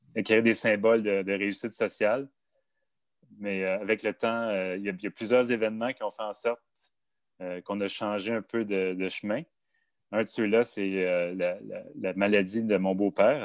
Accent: Montreal, Quebec, Canada; J'ai grandi en banlieue de Montréal, de deux parents fonctionnaires

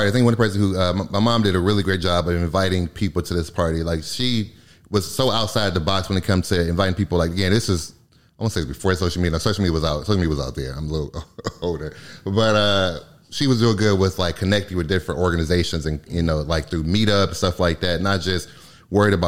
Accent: Michigan, United States; moved away; I'm from Michigan originally

